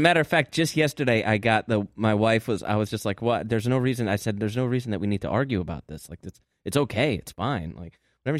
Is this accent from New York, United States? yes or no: no; Hartford, Connecticut, United States; my hometown of Hartford.